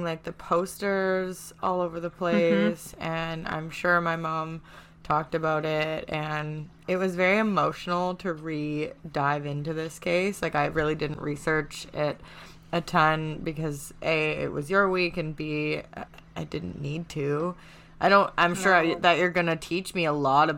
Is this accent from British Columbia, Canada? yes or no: yes; Vancouver Island, British Columbia, Canada; The whole island is my hometown.